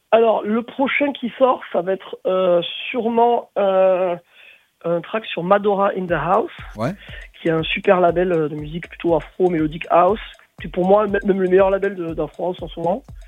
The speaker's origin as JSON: {"language": "French", "town": "Marseille", "region": "Provence-Alpes-Côte d'Azur", "country": "France", "said": "chez nous à Marseille"}